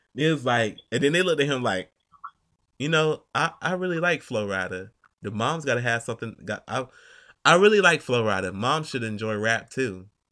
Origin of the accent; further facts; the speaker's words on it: Atlanta, Georgia, United States; accent: Atlanta; I'm from Georgia, from Atlanta